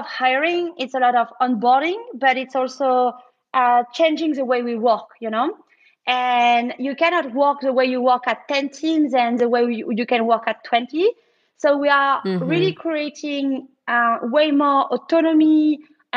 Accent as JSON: {"language": "English", "country": "France", "said": "when you are French"}